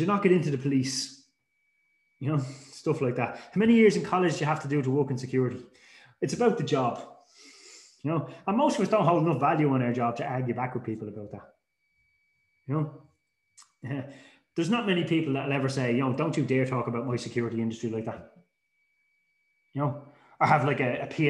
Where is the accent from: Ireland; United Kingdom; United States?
Ireland; Dublin, Leinster; I grew up in Dublin, and basically when I grew up in Dublin as a teenager